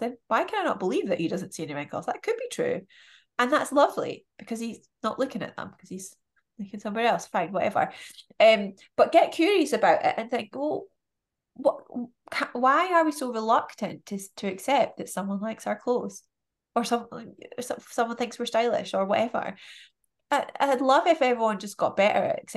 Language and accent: English; United Kingdom; we're British